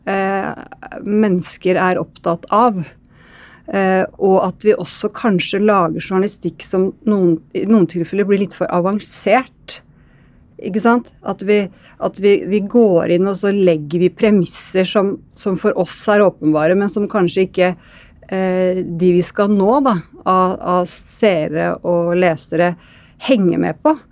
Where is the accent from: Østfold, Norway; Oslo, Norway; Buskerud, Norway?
Østfold, Norway; jeg drar ofte til Rakkestad, ikke egentlig sånn der jeg er fra, da, i Indre Østfold.